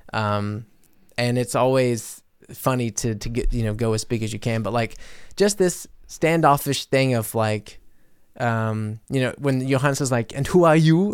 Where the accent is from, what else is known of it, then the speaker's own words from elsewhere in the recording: United States; now in Germany; as American in Germany